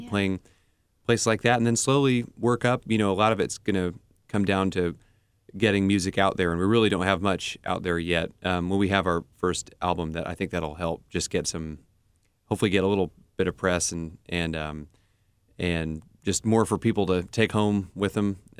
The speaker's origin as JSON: {"language": "English", "town": "Nashville", "region": "Tennessee", "country": "United States", "tie": "born or raised there", "moved": "yes", "said": "I grew up in Nashville"}